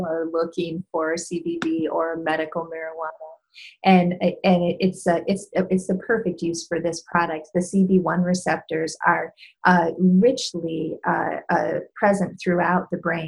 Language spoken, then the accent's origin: English; Michigan, United States; moved away; I spend some time in Michigan. That's my home state